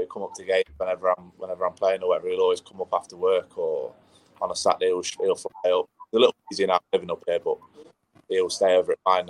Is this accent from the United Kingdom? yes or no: yes; Nottingham, East Midlands, United Kingdom; I'm from Nottingham.